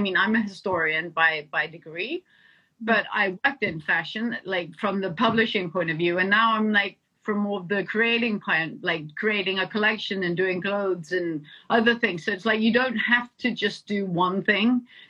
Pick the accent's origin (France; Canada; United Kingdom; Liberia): United Kingdom; England; also born or lived in Denmark; I think what I grew up in England and I grew up in Denmark.